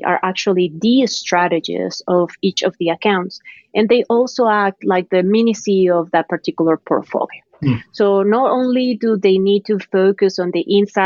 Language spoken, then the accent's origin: English; Colombia; moved away as an adult; also born or lived in Bogota; now in United States; I'm from Colombia. So my journey really started back then, right, in my country. My family didn't have much money